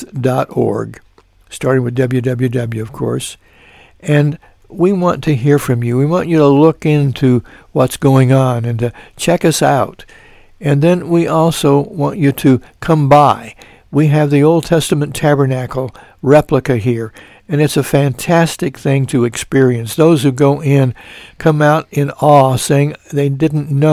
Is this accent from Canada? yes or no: no; Mount Carmel, United States; my hometown of Mount Carmel